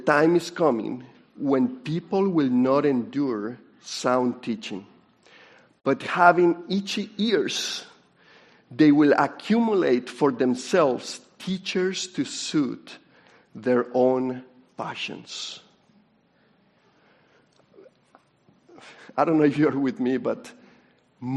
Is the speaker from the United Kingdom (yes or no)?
no; Colombia; I'm from Colombia